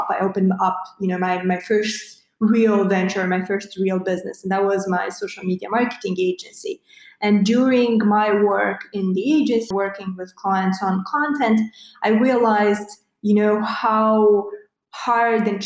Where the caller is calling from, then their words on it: Bucharest, Romania; Yeah, so calling from uh, Eastern Europe, Bucharest more specifically. So I bet uh, this is your uh, first uh, podcast with someone from, from Romania, from Eastern Europe.